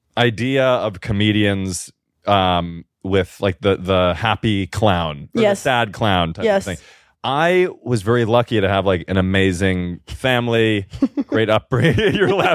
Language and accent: English; Chicago, Illinois, United States; now in New York, United States; when I was back home in Chicago for Thanksgiving